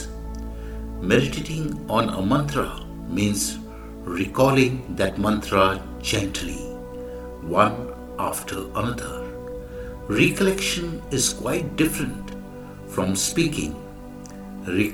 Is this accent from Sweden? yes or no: no; India; I am the Indian monk